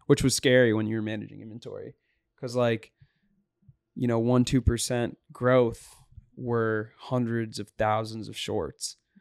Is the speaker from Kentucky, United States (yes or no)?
no; Boston, Massachusetts, United States; Dave Portnoy is from the same area as me in the North Shore of Boston